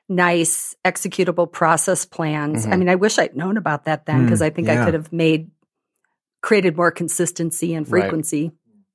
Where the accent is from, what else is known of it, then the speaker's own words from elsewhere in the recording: Burlington, Wisconsin, United States; I grew up in Burlington, Wisconsin.